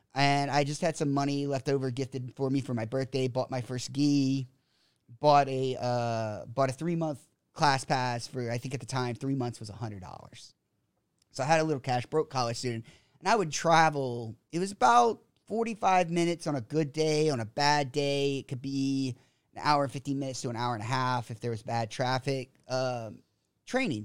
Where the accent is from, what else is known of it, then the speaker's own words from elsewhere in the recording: South Louisiana, United States; moved away as an adult; also born or lived in Texas; now in Phuket, Thailand; born in Texas, grew up in South Louisiana